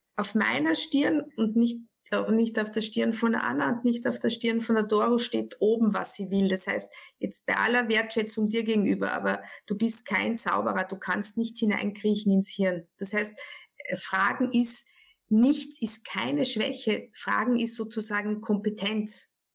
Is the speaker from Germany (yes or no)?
no; Austria; ich bin aus Österreich, das hört man relativ schnell jetzt